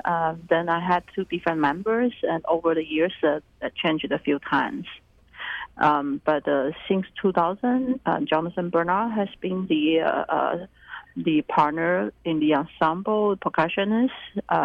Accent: Taiwan; moved away; I basically started the ensemble just because I was new here. I came from Taiwan, and I came in 1994

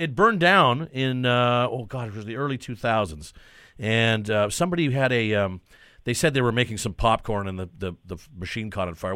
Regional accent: Vancouver, British Columbia, Canada; I'm born and raised in Vancouver

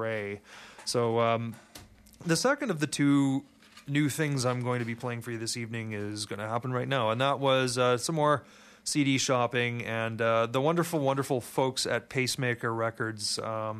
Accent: Montreal, Quebec, Canada; I grew up in Montreal

